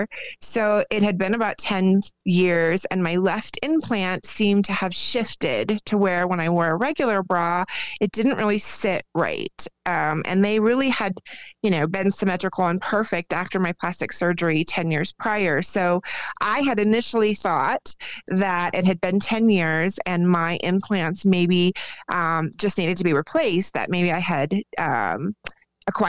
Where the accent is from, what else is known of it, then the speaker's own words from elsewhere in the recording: Arizona, United States; moved away as an adult; now in Colorado, United States; I was born and raised in Arizona and then just recently moved to Colorado within the last 2 years.